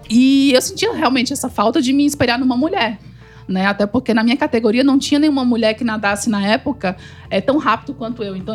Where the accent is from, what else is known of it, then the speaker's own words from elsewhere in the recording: Crato, Ceará, Brazil; born there; also born or lived in Natal; nasci no Crato, uma cidadezinha muito pequena do Ceará.